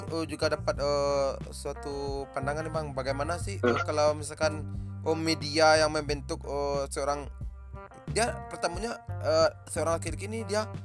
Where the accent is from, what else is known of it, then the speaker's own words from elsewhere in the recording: West Sumatra, Indonesia; ditempatkan lagi untuk daerah kita Minang atau